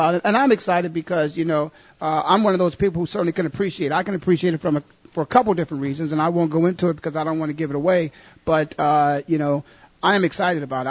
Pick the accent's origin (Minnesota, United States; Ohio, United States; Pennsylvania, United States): Ohio, United States; Canton; now in Arizona, United States; my hometown